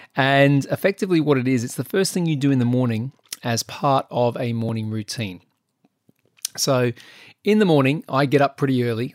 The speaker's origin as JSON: {"language": "English", "country": "Australia", "moved": "yes", "lives_now": "United Kingdom", "said": "being an Australian"}